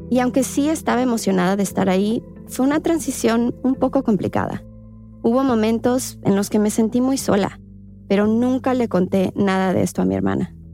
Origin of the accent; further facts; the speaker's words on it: León, Guanajuato, Mexico; also born or lived in Querétaro; tengo 28 años. En León hice